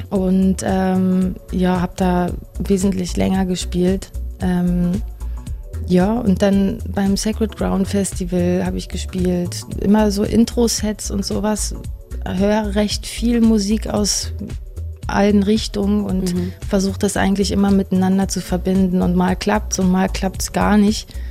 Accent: Berlin, Germany; Und ich meine, ich komme aus Berlin und ähm, ja, manchmal war ich irgendwie ganz schön kulturgesättigt

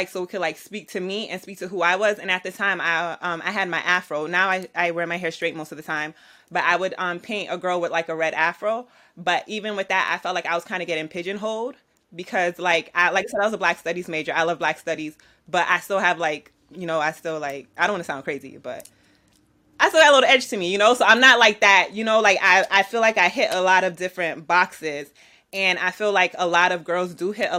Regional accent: New York City, New York, United States; I'm an artist from Brooklyn, New York.

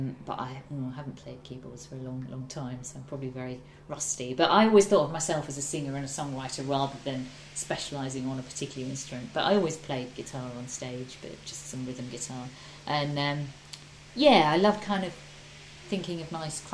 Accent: Ormskirk, North West England, United Kingdom; now in London, United Kingdom; I grew up in Ormskirk in the northwest

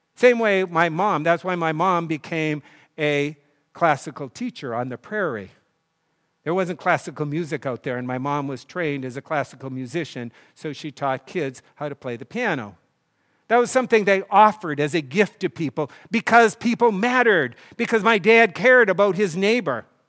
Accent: North Dakota, United States; I grew up in North Dakota where there was no tennis court until they put one in my senior in high school

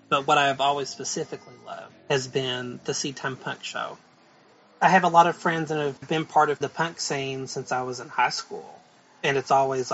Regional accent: Whitesburg, Kentucky, United States; born or raised there

